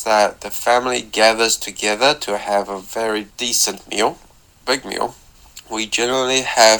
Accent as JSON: {"language": "English", "country": "Taiwan", "said": "I'm from Taiwan."}